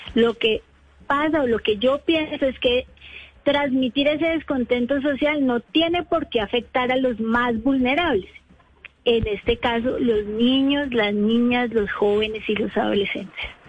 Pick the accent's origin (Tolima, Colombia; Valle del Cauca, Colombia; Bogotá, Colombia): Bogotá, Colombia; yo soy de Bogotá